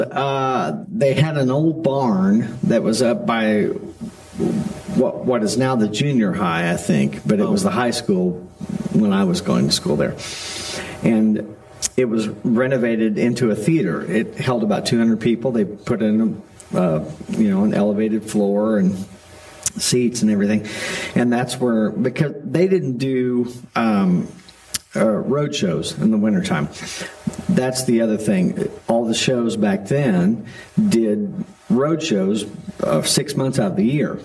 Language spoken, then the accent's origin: English; Kirbyville, Missouri, United States; we moved here when I was about nine